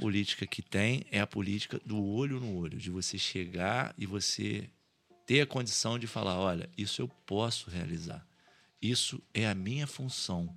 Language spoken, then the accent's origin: Portuguese; Valença, Brazil; onde eu nasci, onde cresci, vi, vi nascer o bairro